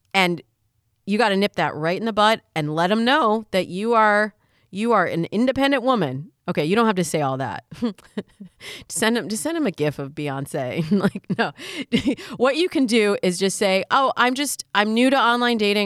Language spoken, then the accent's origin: English; Michigan, United States; I'm from Michigan, and there it's the hunting picks.